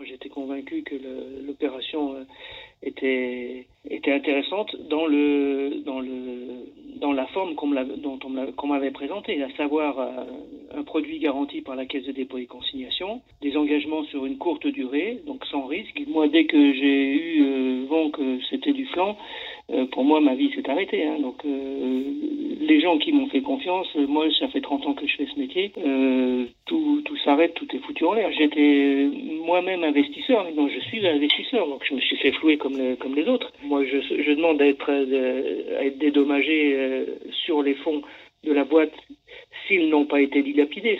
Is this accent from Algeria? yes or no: no; France; chez nous en France